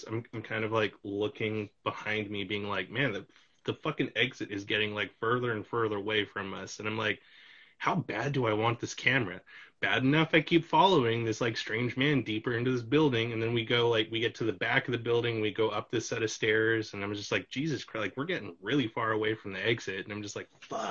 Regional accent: Canada; I'm from Canada

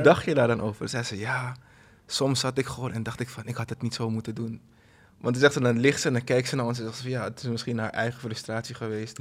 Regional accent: Suriname; ik ben van Suriname.

